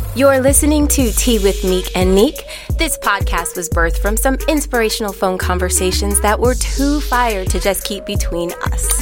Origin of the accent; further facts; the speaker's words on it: Omaha, Nebraska, United States; I'm from Omaha, Nebraska